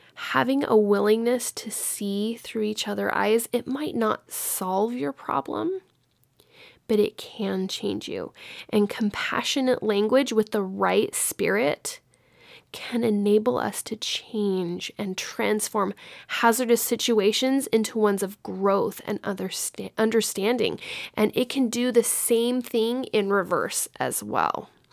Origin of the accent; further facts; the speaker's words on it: Dallas, Texas, United States; I grew up in Dallas, Fort Worth area